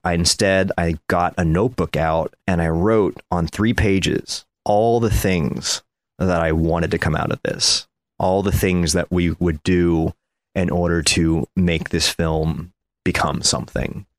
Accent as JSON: {"language": "English", "region": "Ohio", "country": "United States", "tie": "born or raised there", "said": "I was a half Asian kid growing up in Ohio"}